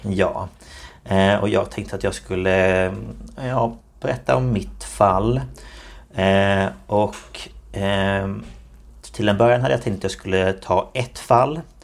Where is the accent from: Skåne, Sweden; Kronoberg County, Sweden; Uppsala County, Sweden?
Kronoberg County, Sweden; Markaryd; kommer jag från Markaryd i Småland